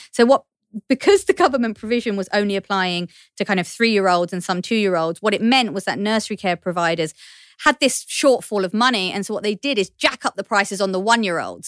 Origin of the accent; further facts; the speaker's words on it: London, United Kingdom; accent: Cockney; I'm a Cockney, I'm from East London